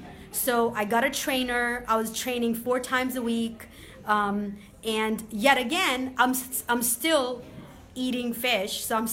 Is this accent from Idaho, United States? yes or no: no; Boston, Massachusetts, United States; I grew up on the East Coast in Boston area, and I hadn't been back to the East Coast.